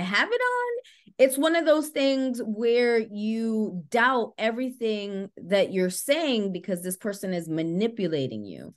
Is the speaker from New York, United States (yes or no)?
yes; New York City, New York, United States; I grew up in the Bronx, uh, born and raised